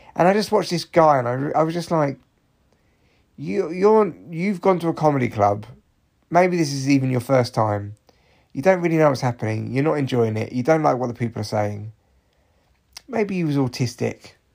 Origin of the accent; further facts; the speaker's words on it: Barnet, London, United Kingdom; growing up in Barnet when I was young